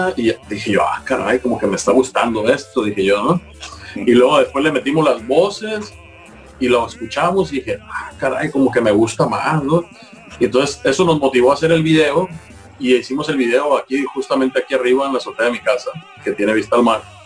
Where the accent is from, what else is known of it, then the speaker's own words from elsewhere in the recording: Mazatlán, Sinaloa, Mexico; que somos mazatlecos, sinaloenses